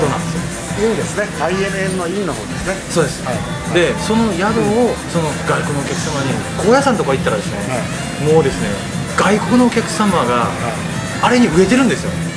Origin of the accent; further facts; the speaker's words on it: Japan; 僕ら日本人で生まれて